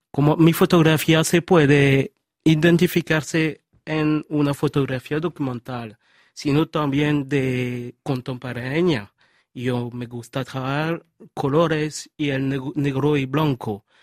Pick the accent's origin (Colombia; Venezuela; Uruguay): Colombia; Villavicencio, Meta; born there; Bueno, eh, yo quiero decir que yo soy de Colombia. Yo nací no en Medellín, pero sino en Villavicencio.